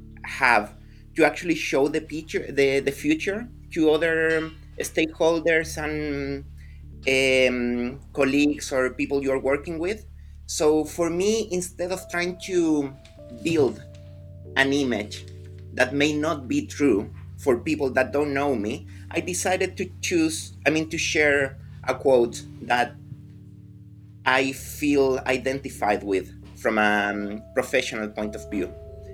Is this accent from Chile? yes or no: yes; Chile; moved away; Yeah, I'm from Chile. I moved here in 2015. But yeah, I've been around. I started seeing the world and living in different countries quite early in my life.